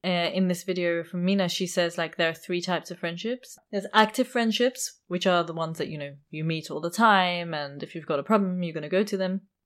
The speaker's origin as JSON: {"language": "English", "region": "London", "country": "United Kingdom", "said": "I come from London"}